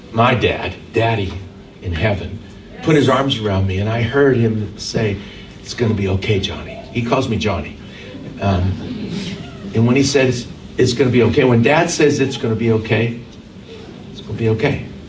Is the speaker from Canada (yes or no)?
yes; Vancouver, British Columbia, Canada; I was born and raised in Vancouver, Canada